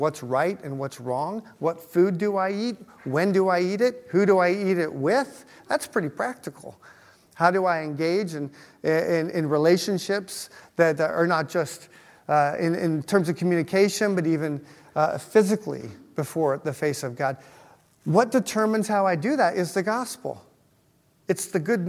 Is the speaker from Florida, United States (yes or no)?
no; Utah, United States; now in Cincinnati, United States; where I grew up in Utah